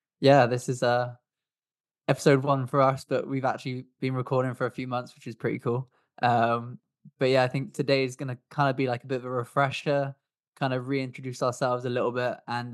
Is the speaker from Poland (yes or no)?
no; England, United Kingdom; accent: English; now in Swansea, United Kingdom; I am from the UK. I actually live in Swansea in Wales. But I was originally from England, which is why I've got an English accent. I'm 29 years old.